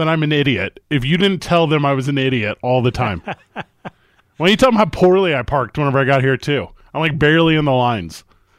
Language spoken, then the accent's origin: English; St. Louis, Missouri, United States; I'm from St. Louis.